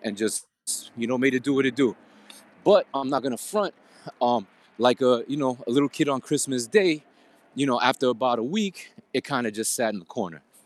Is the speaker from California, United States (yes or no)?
no; New York City, New York, United States; I'm from Queens, N Y C